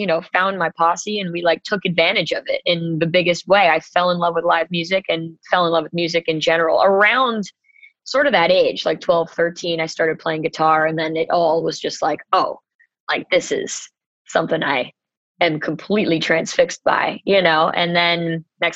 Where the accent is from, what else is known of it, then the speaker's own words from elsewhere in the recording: New York City, New York, United States; I grew up like 20 blocks away from the Beacon